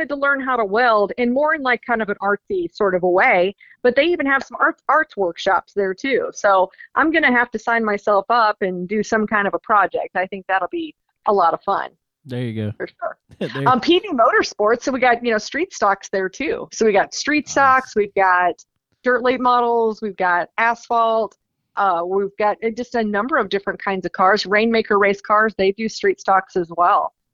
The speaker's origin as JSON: {"language": "English", "town": "Rutherfordton", "region": "North Carolina", "country": "United States", "tie": "born or raised there", "said": "I mean, that's my hometown track up here in Rutherfordton, North Carolina."}